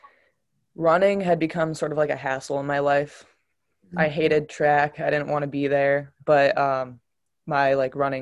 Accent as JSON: {"language": "English", "town": "Cleveland", "region": "Ohio", "country": "United States", "tie": "born or raised there", "moved": "yes"}